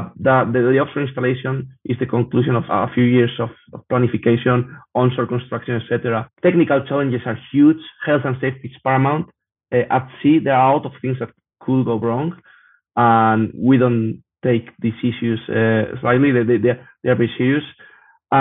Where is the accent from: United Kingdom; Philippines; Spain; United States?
Spain; I'm from Spain